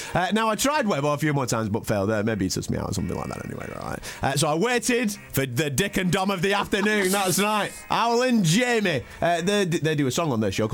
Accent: Blackburn, North West England, United Kingdom; my hometown of Blackburn

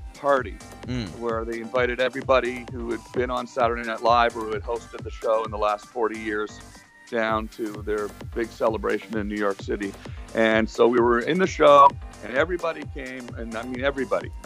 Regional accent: Ottawa, Ontario, Canada; I'm from Ottawa, which is landlocked

